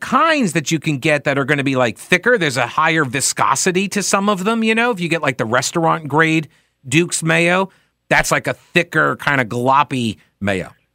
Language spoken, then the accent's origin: English; New York, United States; moved away; I was raised in New York